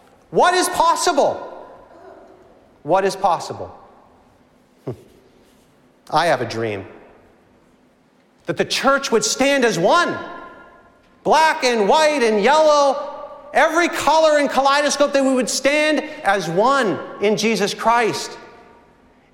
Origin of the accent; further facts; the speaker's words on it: Reading, Massachusetts, United States; moved away; I grew up in Reading, Massachusetts